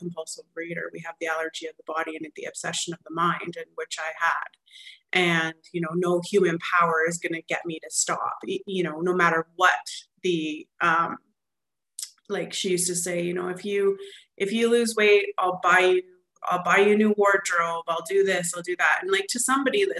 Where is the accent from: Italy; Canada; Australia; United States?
Canada; Alberta; I'm actually from Alberta, Canada, and so I come from a long ways away.